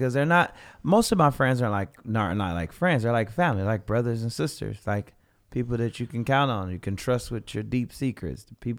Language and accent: English; Kansas, United States; We're both from Kansas.